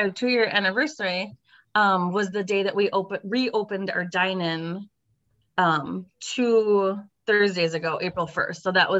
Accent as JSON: {"language": "English", "town": "Milwaukee", "region": "Wisconsin", "country": "United States", "tie": "born or raised there", "said": "I'm kind of born and raised in Milwaukee."}